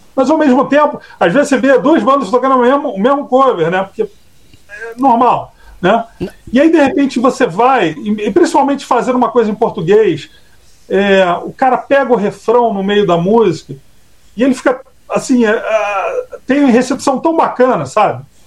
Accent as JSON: {"language": "Portuguese", "country": "Brazil", "said": "a gente é brasileiro"}